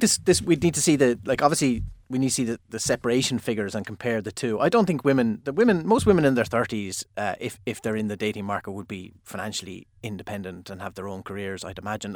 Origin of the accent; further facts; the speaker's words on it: Limerick, Munster, Ireland; I'm from Limerick.